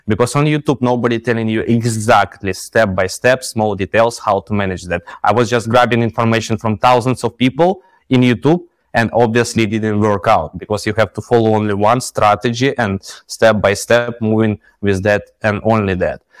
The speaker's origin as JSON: {"language": "English", "country": "Ukraine", "moved": "as an adult", "lives_now": "Dubai, United Arab Emirates", "said": "we are from Ukraine"}